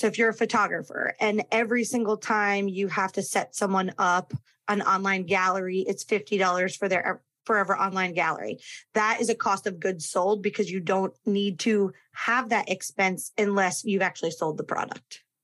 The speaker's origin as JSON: {"language": "English", "region": "Connecticut", "country": "United States", "tie": "born or raised there", "moved": "yes", "lives_now": "Florida, United States", "said": "my home state of Connecticut"}